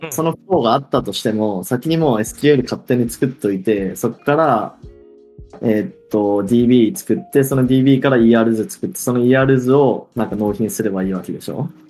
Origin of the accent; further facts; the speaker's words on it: Hiroshima, Japan; 俺も広島、地元だけど、広島新庄出てて